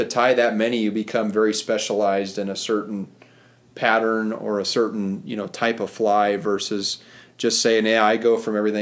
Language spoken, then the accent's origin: English; Montana, United States; I was born and raised in Montana